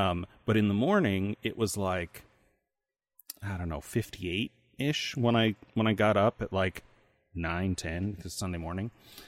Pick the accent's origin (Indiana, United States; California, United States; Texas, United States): Indiana, United States; Because I'm from Indiana.